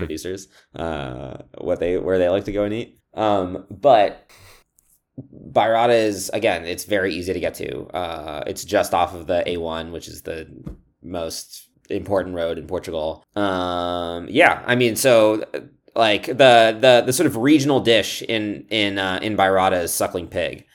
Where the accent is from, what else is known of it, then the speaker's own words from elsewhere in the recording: Scotland, United Kingdom; I was born in Scotland